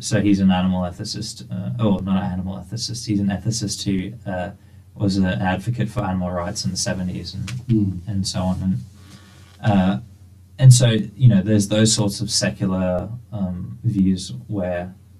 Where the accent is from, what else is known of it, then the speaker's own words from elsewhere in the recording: Hyderabad, Telangana, India; Oh, it's a place called Hyderabad. So it's a very diverse religious background because...